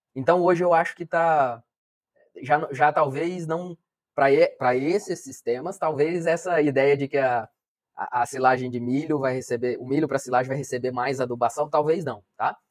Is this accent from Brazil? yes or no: yes; Colorado do Oeste, Rondônia, Brazil; moved away; Colorado do Oeste, que é a minha cidade natal, eu nasci aqui, né? Então, voltei para trabalhar aqui